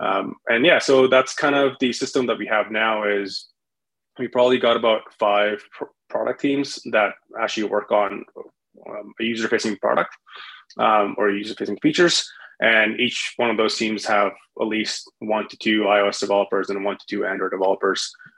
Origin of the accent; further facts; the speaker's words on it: Winnipeg, Manitoba, Canada; that was out of Winnipeg. That was my previous home. That was my hometown in Canada.